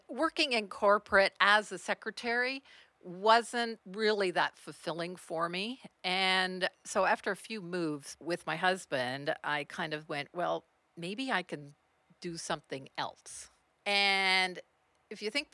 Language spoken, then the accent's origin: English; Eastern Townships, Quebec, Canada; I actually grew up in Quebec in the Eastern Townships on a horse farm